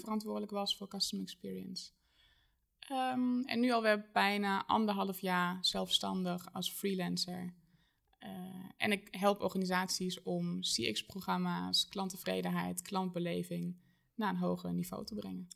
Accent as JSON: {"language": "Dutch", "country": "Germany", "tie": "born or raised there", "second_language": "Dutch", "moved": "as an adult", "lives_now": "Arnhem, Netherlands", "said": "geboren en getogen in Duitsland"}